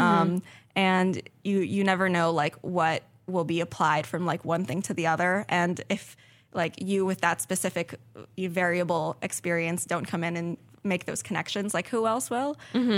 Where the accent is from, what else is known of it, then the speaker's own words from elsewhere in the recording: South Florida, United States; moved away as an adult; I'm originally from South Florida